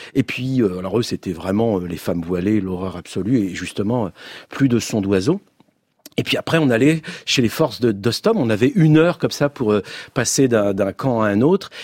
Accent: France; je suis français, je le revendique

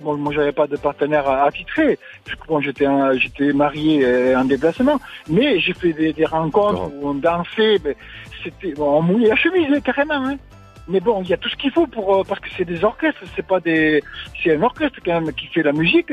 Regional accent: Landes, Nouvelle-Aquitaine, France; also born or lived in Pyrénées-Atlantiques; nous, on est dans des Pyrénées-Atlantiques. D'ailleurs, je suis né dans les Landes.

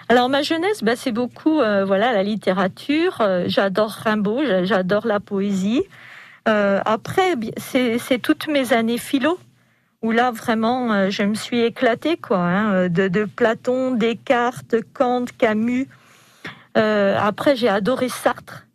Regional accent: Dijon, Bourgogne-Franche-Comté, France; Moi, je me sens bourguignonne avant tout. Avant d'être française, je suis bourguignonne. Je suis jeunesse, je suis née à Dijon

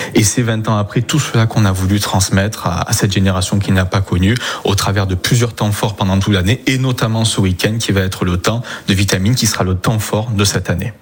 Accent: Provence-Alpes-Côte d'Azur, France; chez nous en Provence

